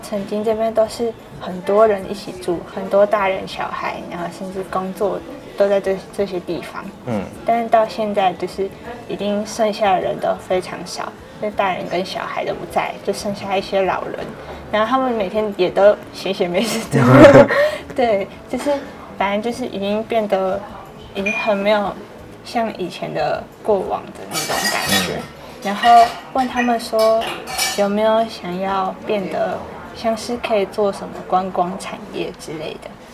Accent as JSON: {"language": "Chinese", "region": "Hualien County", "country": "Taiwan", "tie": "born or raised there", "said": "虽然我们在花莲成长"}